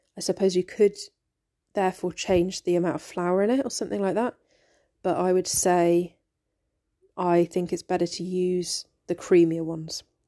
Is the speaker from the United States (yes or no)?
no; United Kingdom; growing up in Britain